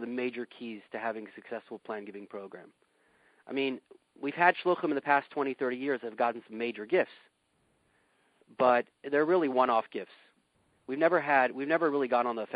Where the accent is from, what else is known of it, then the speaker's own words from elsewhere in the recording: Yorba Linda, California, United States; now in Tustin, United States; I grew up in Yorba Linda.